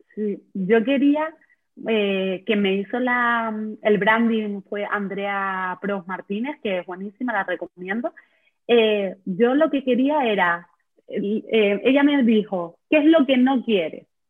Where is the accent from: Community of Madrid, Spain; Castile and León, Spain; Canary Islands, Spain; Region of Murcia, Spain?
Canary Islands, Spain; soy de Canarias